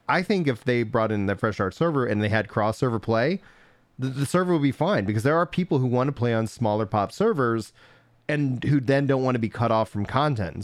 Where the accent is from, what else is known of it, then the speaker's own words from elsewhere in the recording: Nacogdoches, Texas, United States; I grew up in East Texas